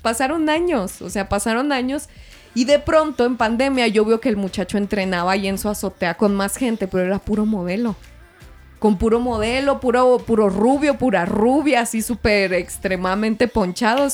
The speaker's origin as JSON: {"language": "Spanish", "country": "Mexico", "said": "soy mexicana"}